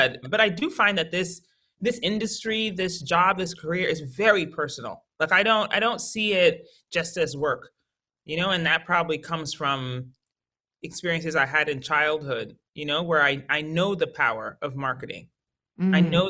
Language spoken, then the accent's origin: English; Colorado Springs, Colorado, United States; also born or lived in Connecticut; and I was born in Connecticut, but we made like what I would call like our final move as a family to Colorado Springs when I was 12.